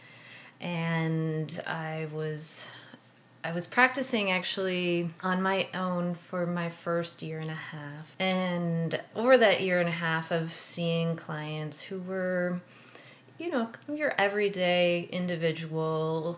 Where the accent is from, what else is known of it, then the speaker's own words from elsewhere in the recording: Wisconsin, United States; moved away; also born or lived in West Coast / East Coast; I grew up in Wisconsin